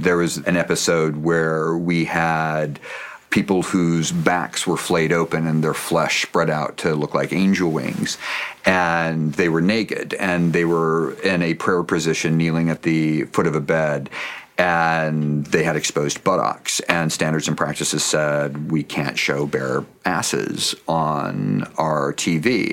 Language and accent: English; Pacific Northwest, United States; I grew up in the Pacific Northwest